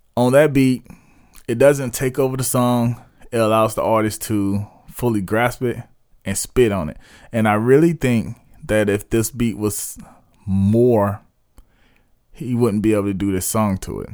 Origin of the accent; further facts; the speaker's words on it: South Carolina, United States; my hometown, um, based in Spur Leaves, West South Carolina